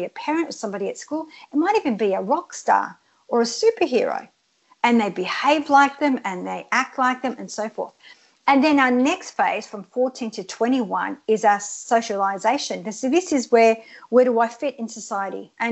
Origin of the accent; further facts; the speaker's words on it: Australia; English is a second language; I came to Australia when I was 7 years old, and I didn't speak a word of English, and I had to live in a hostel for 2 years and learn English.